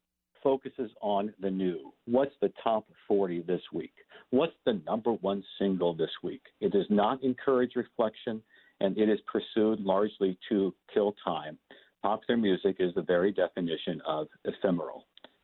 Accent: Fort Wayne, Indiana, United States; where I grew up in Fort Wayne, Indiana

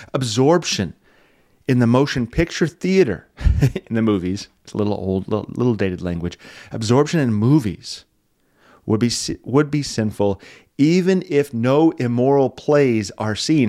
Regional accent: Wyoming, United States; moved away; I'm from Wyoming.

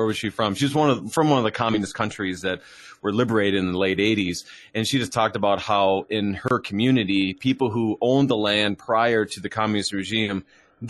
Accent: Minnesota, United States; accent: Minnesotan; also born or lived in East Coast; I am truly Minnesotan. No matter what I've done, the only thing I've ever changed in my lingo is I grew up saying pop, but now I say soda

